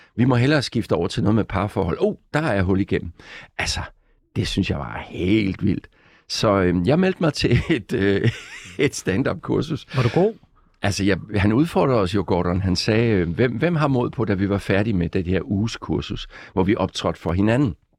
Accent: Gråsten, Southern Denmark, Denmark; moved away as an adult; also born or lived in Odense / Copenhagen; jeg startede med som barn nede i Sønderjylland i Gråsten, hvor jeg kommer fra

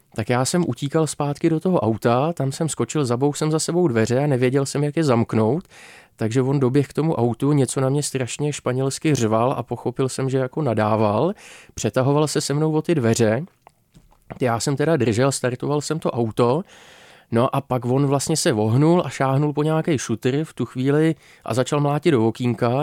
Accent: Czechia; jako Češi

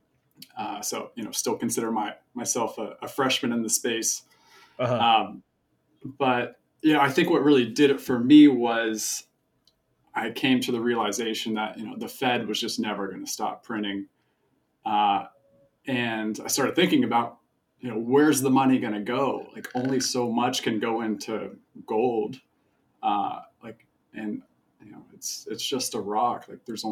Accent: Charleston, South Carolina, United States; I grew up in Charleston, South Carolina.

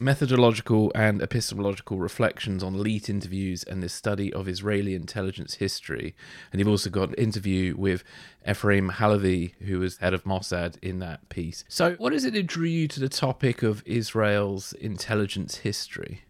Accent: United Kingdom; being British, growing up with, like, obviously the myth of James Bond

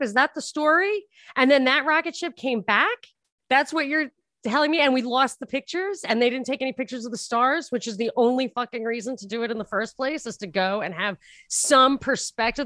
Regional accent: New York, United States; moved away; I'm from New York, and I lived right near the Trump International

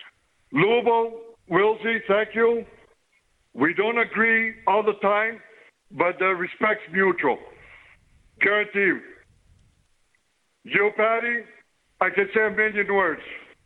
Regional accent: Canada; We love our hockey. We're Canadian. We love our game.

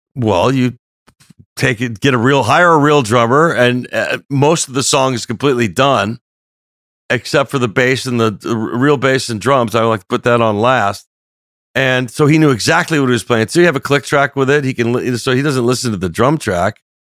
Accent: Los Angeles, California, United States; we're from North Hollywood

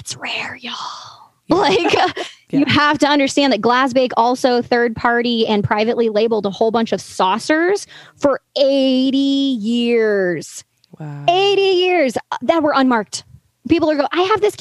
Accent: the South, United States; I'm from the South

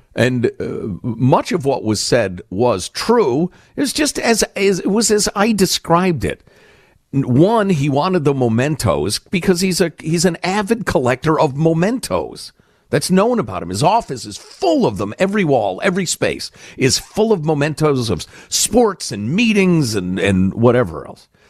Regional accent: Chicago, Illinois, United States; moved away; the corruption I grew up with in Chicagoland

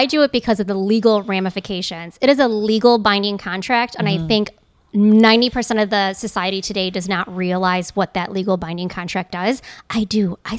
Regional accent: Gurnee, Illinois, United States; Gurnee, Illinois.

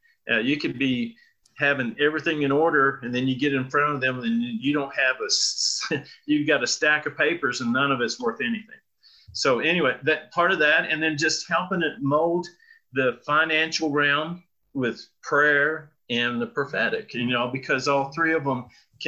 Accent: Amarillo, Texas, United States; moved away as an adult; also born or lived in North Carolina / Ohio / Colorado Springs; I was born here in Amarillo, Texas, raised on a farm, thought we'd be farmers the rest of our lives.

